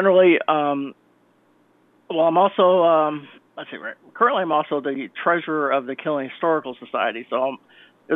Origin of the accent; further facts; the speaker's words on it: Chicago, Illinois, United States; accent: Midwestern; now in Connecticut, United States; I come from Chicago. I was born in Chicago, Illinois. I come out from that area, so that's why my Midwestern access is very similar to Harrison Ford